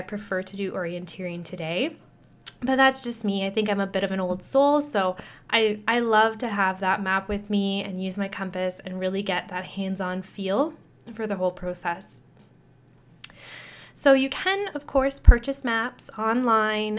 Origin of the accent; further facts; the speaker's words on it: Sudbury, Ontario, Canada; my hometown here in Sudbury